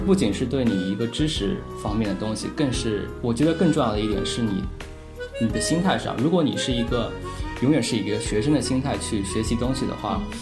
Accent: Huzhou, Zhejiang, China; moved away as an adult; 其实我呢，自我定位一直是一个小镇青年，然后我在大学出国之前，其实一直是在我的家乡，我家乡是一个浙江的一个小城，然后叫湖州，然后它是以这个毛笔出名，之前有苏轼也做过他的那个知府。然后我初中、高中其实都是在家乡最好的高中读的

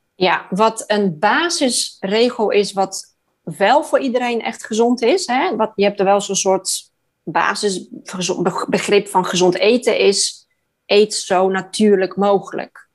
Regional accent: Poland; moved away; Ik kom uit Polen.

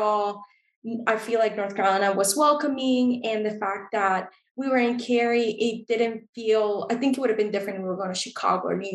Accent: Costa Rica; now in United States; growing up in Costa Rica

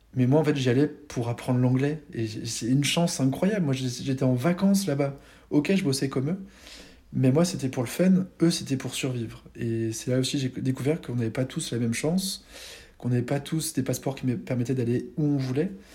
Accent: France; also born or lived in Malta; la chance qu'on avait d'être français

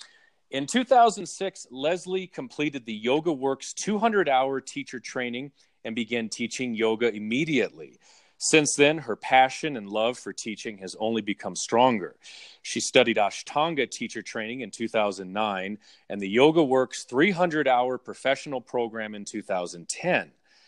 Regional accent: Southern California, United States; I grew up in Southern California.

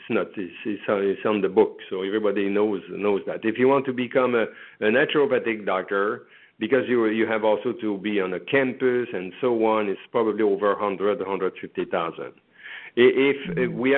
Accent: Canada; moved away as an adult; now in United States; I am from Canada

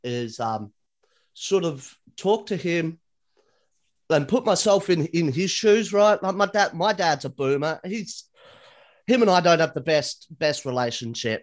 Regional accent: Australia; being an Australian, we sound as Australian as possible

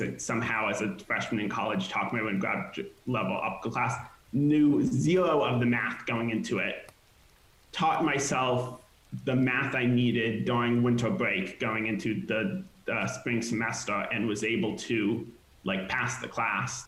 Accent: hometown of Magic Leap's headquarters, Florida, United States; now in Los Angeles, United States; They also were based in my hometown

